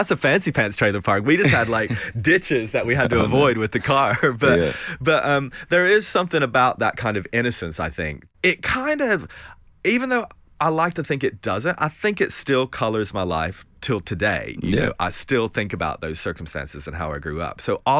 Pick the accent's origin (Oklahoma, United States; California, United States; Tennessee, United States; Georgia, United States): Tennessee, United States; I'm originally from East Tennessee, and I grew up in a trailer park down a gravel road